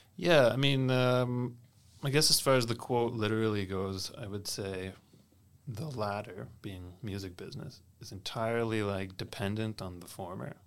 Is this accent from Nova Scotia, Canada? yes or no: yes; Kentville, Nova Scotia, Canada; I grew up in the Annapolis Valley, specifically a little town called Kentville